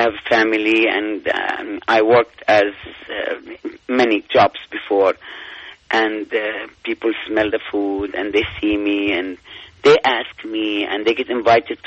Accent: Palestine; now in United States; I'm from Palestine

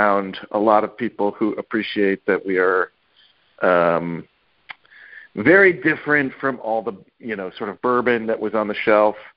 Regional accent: Kentucky, United States; now in New York, United States; I grew up in Kentucky. I grew up in the moonshine part of Kentucky

